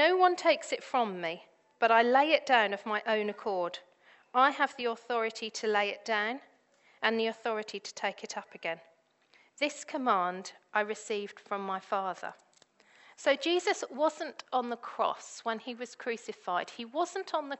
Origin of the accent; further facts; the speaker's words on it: Devon, South West England, United Kingdom; I grew up in Devon